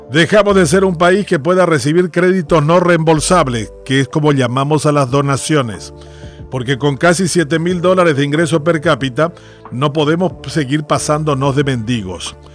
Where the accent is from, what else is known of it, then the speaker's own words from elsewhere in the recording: Paraguay; Y que según un eh, condenado ex titular de la EBI, Tomás, somos los paraguayos unos sinvergüenzas.